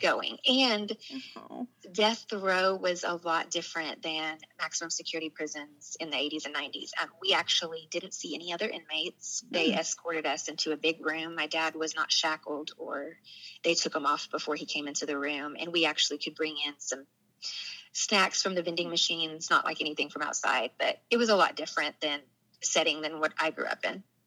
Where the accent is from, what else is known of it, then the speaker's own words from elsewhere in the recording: Bentonville, Arkansas, United States; I actually grew up in Bentonville, Arkansas, which is the northwest part of the state.